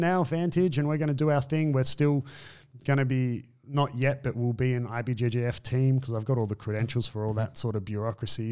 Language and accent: English; Australia; also born or lived in Brazil